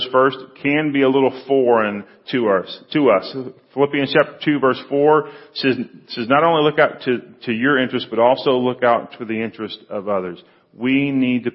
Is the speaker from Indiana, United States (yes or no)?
no; Freeport, Texas, United States; I grew up down in Freeport, went to Brazosport High School, went to Brazosport Junior College for a couple of years